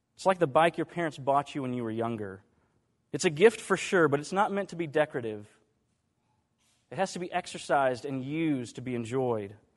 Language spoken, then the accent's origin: English; Dallas, Texas, United States; I grew up in Dallas